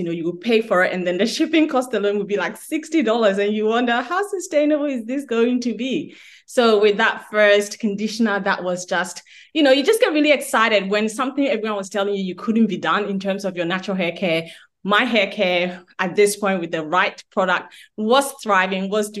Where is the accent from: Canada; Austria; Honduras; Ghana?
Ghana; now in Melbourne, Australia; I'm from Africa, I'm from Ghana